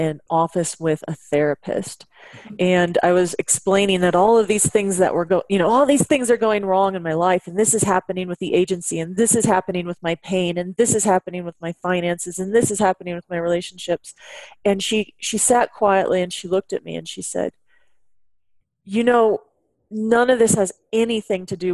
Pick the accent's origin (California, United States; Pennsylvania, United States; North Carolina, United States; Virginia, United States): California, United States; Bay Area; also born or lived in Washington; I was born and raised in the Bay Area